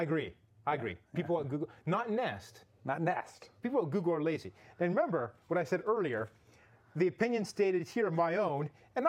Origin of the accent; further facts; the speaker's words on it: Canada; now in California, United States